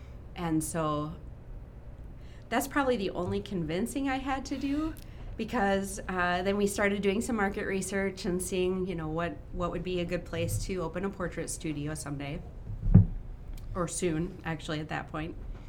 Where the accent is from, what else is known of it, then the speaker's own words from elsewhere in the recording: Rochester, Minnesota, United States; also born or lived in South Dakota; I grew up in Rochester, went to RCLS and then to John Marshall